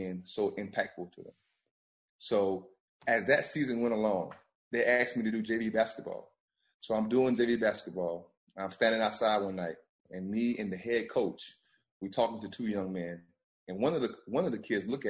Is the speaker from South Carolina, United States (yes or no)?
yes; Bamberg, South Carolina, United States; moved away as an adult; now in Myrtle Beach, United States; we went door to door to 10 families in Bamber in my hometown